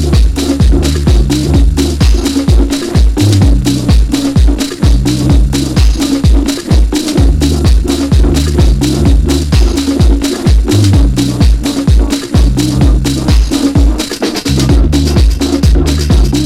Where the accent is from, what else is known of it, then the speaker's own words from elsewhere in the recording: Glasgow, Scotland, United Kingdom; he recognised my accent and he said, "Are you from Glasgow?" I said, "Yep."